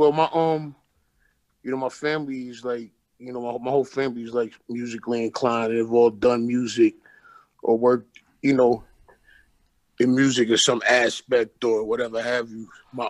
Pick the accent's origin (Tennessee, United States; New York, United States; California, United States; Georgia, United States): New York, United States; Brooklyn; I'm from Brooklyn, man. But Bed-Stuy to be specific. Okay. But I've lived in multiple neighborhoods in Brooklyn. You know what I'm saying? But Bed-Stuy is definitely home base.